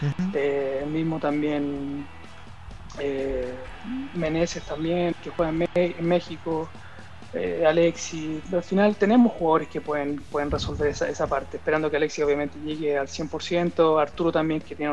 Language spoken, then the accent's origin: Spanish; Chile; now in Andorra; que también está acá en, Andorra, el mismo Guille también, que, somos los, los chilenos que, estamos pendientes, los más futbolizados